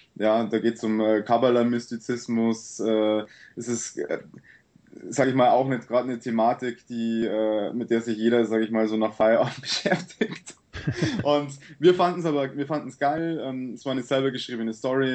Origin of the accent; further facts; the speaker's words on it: Sulzbach-Rosenberg, Bavaria, Germany; bei uns in Sulzbach